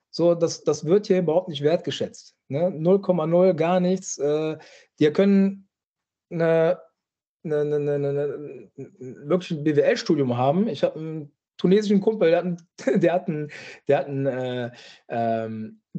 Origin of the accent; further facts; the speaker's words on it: Düsseldorf, North Rhine-Westphalia, Germany; für den ersten FC Köln äh, als Düsseldorfer. Äh, ja, kann man sich natürlich fragen, warum ich das gemacht habe.